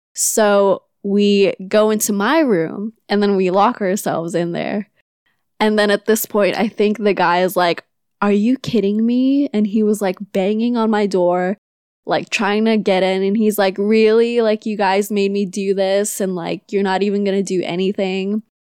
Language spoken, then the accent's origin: English; Manila, Metro Manila, Philippines; now in California, United States; I'm from Manila and moved to California with my family in two thousand six.